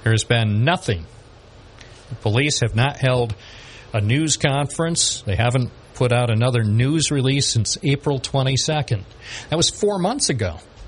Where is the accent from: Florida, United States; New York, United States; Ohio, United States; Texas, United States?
New York, United States; Binghamton; I'm from Binghamton and I report news